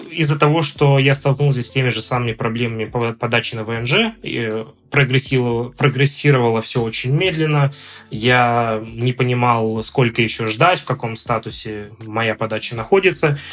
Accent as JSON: {"language": "Russian", "town": "Omsk", "region": "Omsk Oblast", "country": "Russia", "tie": "born or raised there", "also_born_or_lived": "Moscow, Russia", "moved": "as an adult", "lives_now": "Ljubljana, Slovenia", "said": "Я родился в Омске, в Западной Сибири."}